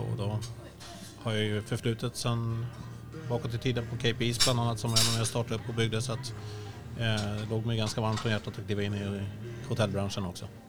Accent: Sweden; jag är svensk.

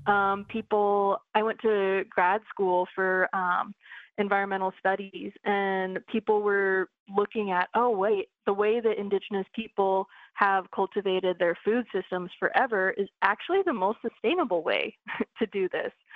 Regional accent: Coeur d'Alene Reservation, Idaho, United States; now in Seattle, United States; the Coeur d'Alene tribe. That's where I'm from. That's where, uh, that's the center of my universe. And that's where I learned to cook.

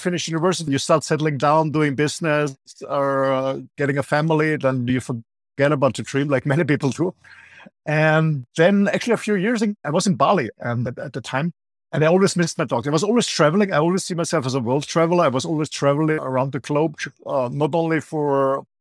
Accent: Austria; moved away as an adult; also born or lived in Mallorca, Spain; now in Spain; I spent about 3 months in Austria, my home country

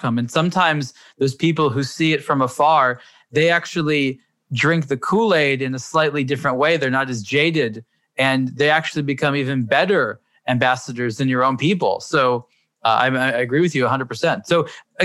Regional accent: United States; as an American

